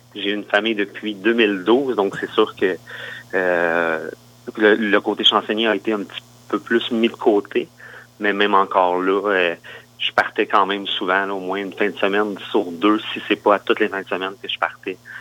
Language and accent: French; Granby region, Quebec, Canada; now in Quebec City, Canada; je viens de la, région de Granby, en fait, un, petit village comme juste à côté